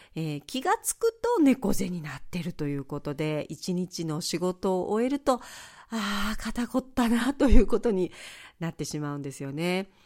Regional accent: Yaese, Okinawa, Japan; 私の出身地八重瀬町は2つの町村が合併してできた町なんですが

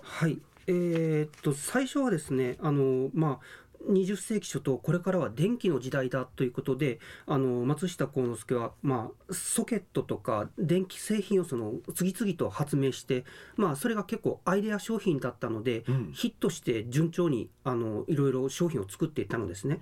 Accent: Okayama, Japan; now in Okinawa, Japan; 出身は岡山県です

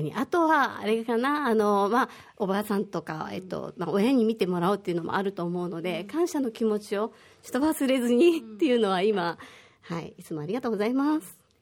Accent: Osaka, Japan; moved away as an adult; now in Okinawa, Japan; 私は大阪出身で、沖縄が好きで沖縄に移住してきて、えー、今年で12年目ぐらいになります

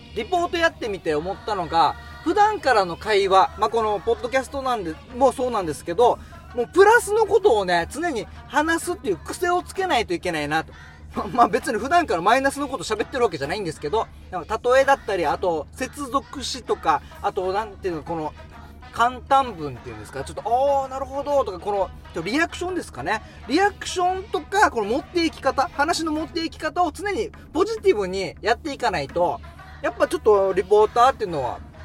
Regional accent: Yonaha, Okinawa, Japan; 与那覇、僕の地元の与那覇の青年会

